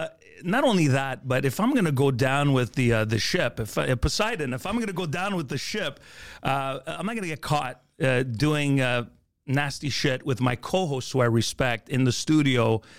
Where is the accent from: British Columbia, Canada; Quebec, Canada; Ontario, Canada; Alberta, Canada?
Quebec, Canada; Montreal; You know, I grew up in the East End, Rosemont, near the Olympic Stadium, moved to Montreal North, had to work on getting rid of my accent if I really wanted to be taken seriously at the time in radio.